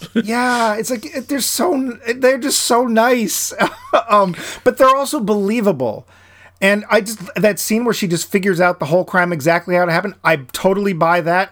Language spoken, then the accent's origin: English; New England, United States; also born or lived in southern Florida; I'm from New England, and I lived a year in southern Florida